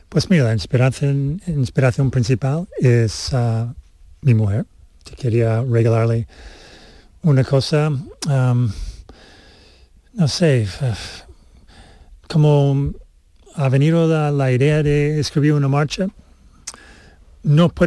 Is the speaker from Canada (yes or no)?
yes; Canada; born there; Mm, nací en Canadá y por eso tengo la nacionalidad de, Canadá.